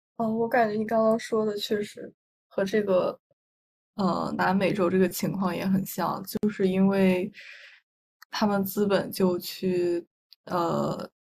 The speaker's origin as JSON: {"language": "Chinese", "region": "northern China", "country": "China", "said": "因为我是北方人，虽然我们的方言，就其实和普通话，已经非常像了"}